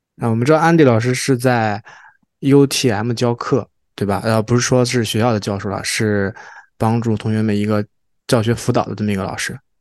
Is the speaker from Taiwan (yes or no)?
no; China; now in Toronto, Canada; 我们当时小时候在国内上初中、高中